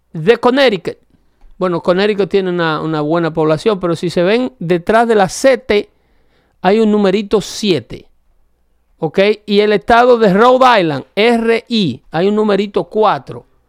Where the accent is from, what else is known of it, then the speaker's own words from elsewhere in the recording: Dominican Republic; moved away; La carretera del pueblo donde yo nací tienen 40 años haciéndola